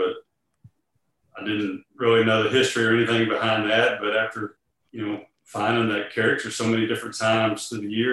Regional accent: Houston, Texas, United States; we're growing up in Houston.

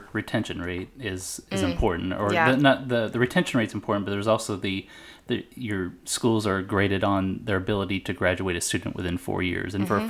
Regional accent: Texas, United States; I'm from Texas.

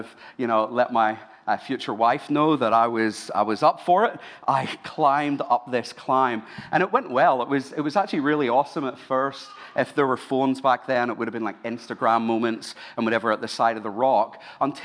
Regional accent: Ireland; now in Sydney, Australia; I'm Irish

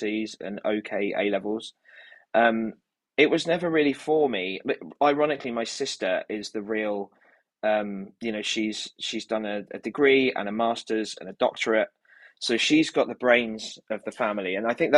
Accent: Kent, South East England, United Kingdom; now in London, United Kingdom; I grew up in Kent

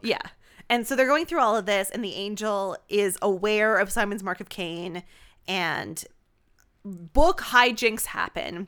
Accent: Canada; we're Canadian

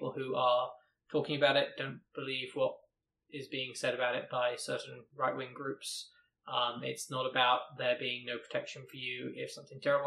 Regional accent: United Kingdom; Being British

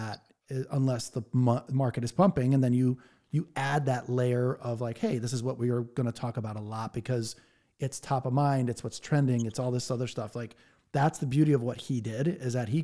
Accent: Connecticut, United States; my home state, Connecticut

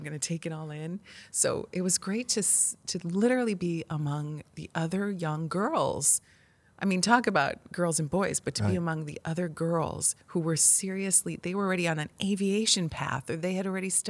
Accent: Illinois, United States; We weren't exposed to scientists, engineers, and launches or rocketry whatsoever growing up in the Midwest.

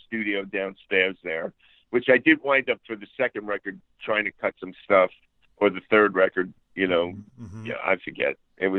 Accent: New Jersey, United States; accent: Jersey

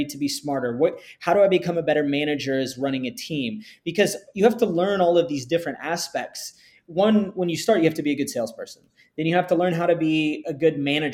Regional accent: Texas, United States; I grew up in Texas

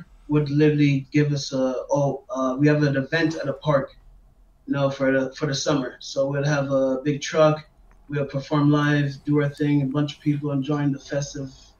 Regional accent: Montreal, Quebec, Canada; also born or lived in Washington, D.C., United States / Maryland, United States; Canada's always been my home

